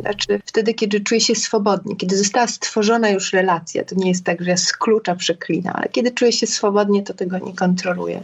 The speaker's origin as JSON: {"language": "Polish", "town": "Gdańsk", "region": "Pomeranian Voivodeship", "country": "Poland", "moved": "yes", "lives_now": "Warsaw, Poland", "said": "ja jestem Gdańszczanką mieszkającą w Warszawie, mieszkam na dwa, na dwa miasta"}